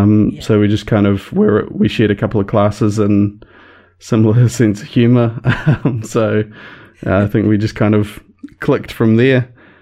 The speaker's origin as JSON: {"language": "English", "town": "Christchurch", "region": "Canterbury", "country": "New Zealand", "tie": "born or raised there", "also_born_or_lived": "West Coast", "said": "I grew up in Christchurch, but moved to the West Coast for 4 years or so, and then came back for fifth form, which is what we call it over here."}